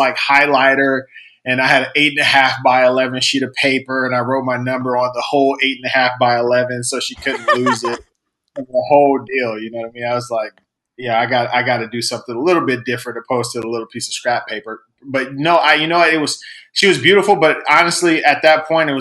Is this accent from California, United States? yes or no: yes; Southern California, United States; We're Southern California natives. We're in a city called Fontana